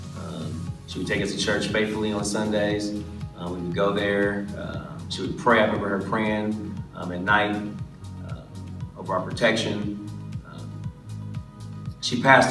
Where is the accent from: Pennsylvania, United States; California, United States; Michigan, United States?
California, United States; Los Angeles; growing up in Los Angeles